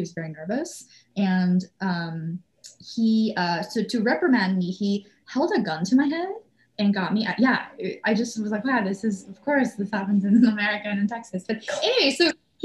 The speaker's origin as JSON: {"language": "English", "country": "Canada", "moved": "yes", "said": "because I am here on a work visa, I'm a Canadian"}